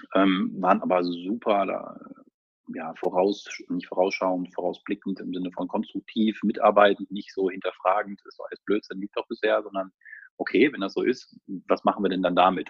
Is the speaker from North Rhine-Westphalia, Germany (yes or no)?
no; Lower Saxony, Germany; moved away as an adult; also born or lived in Lübeck / Hamburg; now in Hanover, Germany; ich komme tatsächlich aus der Region zumindest, also ich bin Niedersachse